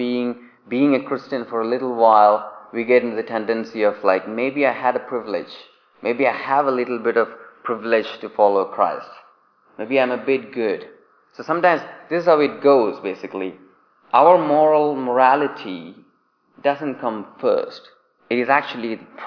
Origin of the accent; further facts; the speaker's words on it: India; accent: Indian English; moved away as an adult; now in England; I grew up in India